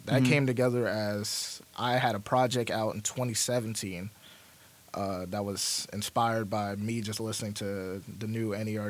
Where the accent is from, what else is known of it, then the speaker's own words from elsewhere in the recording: the South, United States; I'm from the South, but I'm not from the dirty.